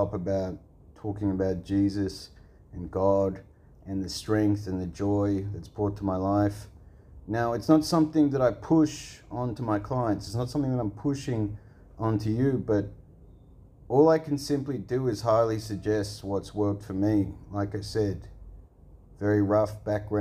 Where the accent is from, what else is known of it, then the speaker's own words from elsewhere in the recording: Australia; I'm from Australia.